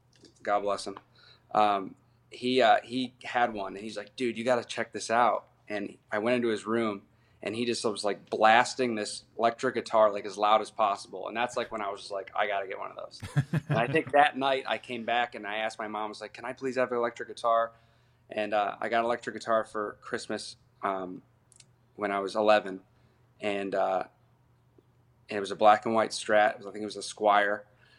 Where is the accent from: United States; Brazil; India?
United States; Akron, Ohio; Akron was cool simply because I saw, like, all the phases of it.